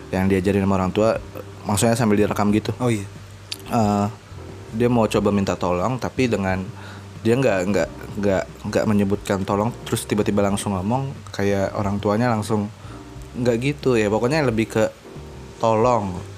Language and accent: Indonesian; Pekalongan, Central Java, Indonesia; Kalau gue biasa di kampung gue, gue di Pekalongan, kampung gue ya uncle sih.